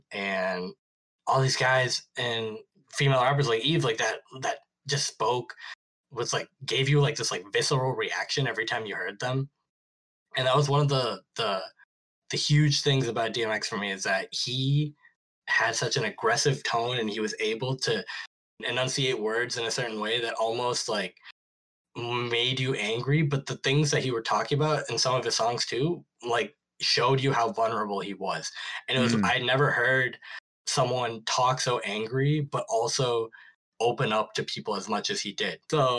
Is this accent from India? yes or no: yes; India; When I first got into music, and I say Western music because, you know, I'm Indian, so a lot of the indie music was played earlier to me in my life.